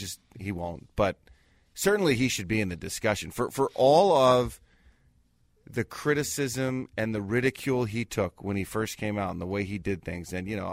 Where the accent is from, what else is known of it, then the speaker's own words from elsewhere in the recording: New York, United States; I grew up in New York.